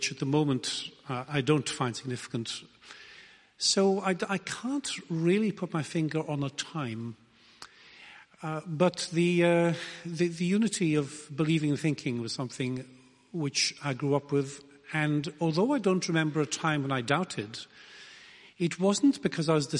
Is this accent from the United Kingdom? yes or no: yes; Wales, United Kingdom; I come from Wales.